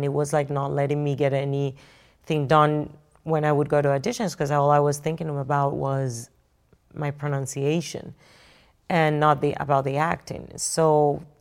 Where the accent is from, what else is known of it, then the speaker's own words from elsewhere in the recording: Barranquilla, Atlántico, Colombia; moved away; I grew up in Colombia during the 70s, 80s, and 90s